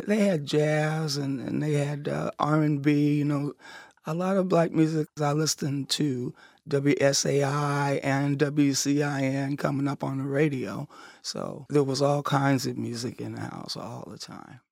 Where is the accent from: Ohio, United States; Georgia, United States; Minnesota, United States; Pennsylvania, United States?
Ohio, United States; Cincinnati; moved away as an adult; also born or lived in New England; I was gone from Cincinnati about thirty years